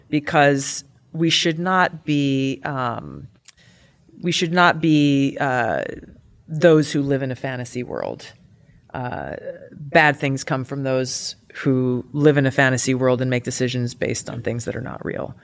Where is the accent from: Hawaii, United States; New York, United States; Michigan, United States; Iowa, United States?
Hawaii, United States; I come from Hawaii